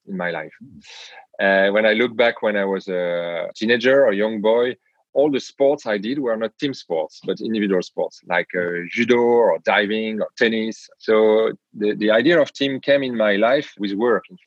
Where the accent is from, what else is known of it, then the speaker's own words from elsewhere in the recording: France; accent: French; English is a second language; now in Amsterdam, Netherlands; I'm a European from France, as you can hear in my accent.